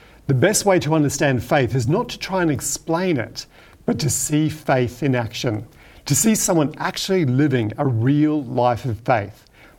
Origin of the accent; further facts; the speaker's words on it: Hong Kong; I grew up in Hong Kong, where my parents were working as medical missionaries at the Seventh-day Adventist Hospital, which was located in Chun Wan.